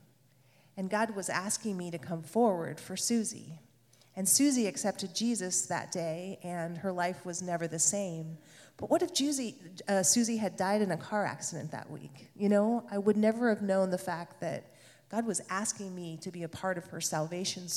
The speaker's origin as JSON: {"language": "English", "town": "Hood River", "region": "Oregon", "country": "United States", "tie": "born or raised there", "also_born_or_lived": "San Francisco", "said": "living in Hood River, my hometown"}